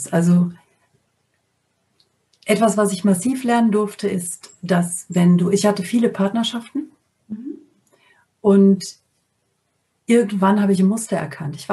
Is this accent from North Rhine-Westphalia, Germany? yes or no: yes; North Rhine-Westphalia, Germany; Also ich bin am Niederrhein aufgewachsen und habe zu dem Zeitpunkt in der Nähe von Mörs, Duisburg gewohnt